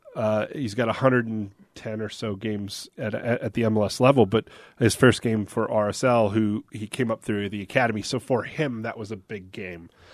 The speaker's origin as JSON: {"language": "English", "town": "Seattle", "region": "Washington", "country": "United States", "tie": "born or raised there", "moved": "as an adult", "lives_now": "Salt Lake City, United States", "said": "Seattle, which is my hometown"}